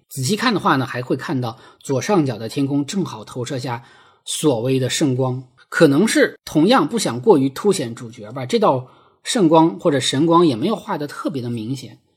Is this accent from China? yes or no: yes; a state farm in Heilongjiang, China; 我出生在，呃，黑龙江的一个国营农场